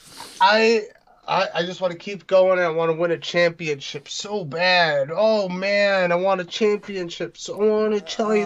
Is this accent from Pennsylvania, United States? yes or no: no; New Jersey, United States; also born or lived in New York; I was born in New York, lived there for a few years, moved here to beautiful New Jersey